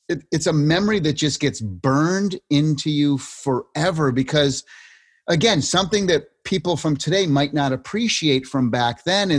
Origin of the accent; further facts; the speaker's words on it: Springfield, Massachusetts, United States; I grew up in Massachusetts and Springfield, where the home office of Mass Mutual is